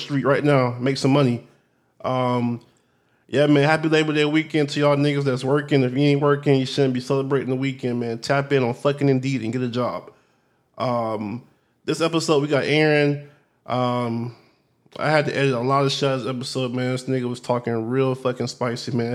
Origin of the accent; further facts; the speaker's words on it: United States; I'm actually from America.